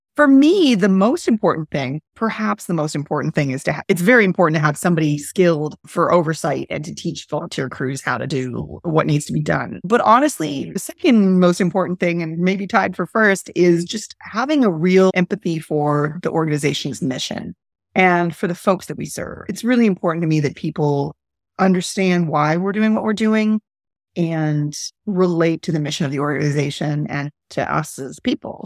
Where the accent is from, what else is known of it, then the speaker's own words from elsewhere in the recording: Montreal, Quebec, Canada; moved away as an adult; now in New Orleans, United States; I'm from Montreal and I'm Canadian.